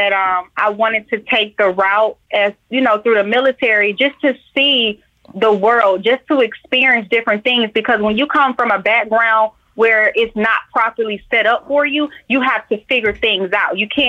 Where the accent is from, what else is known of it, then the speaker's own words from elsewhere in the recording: Atlanta, Georgia, United States; Georgia bred and born. I am from Atlanta, born at Georgia Baptist.